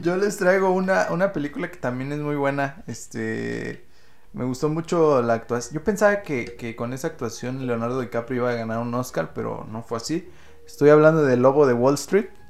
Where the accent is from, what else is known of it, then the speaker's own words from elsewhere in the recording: Mexico; en este país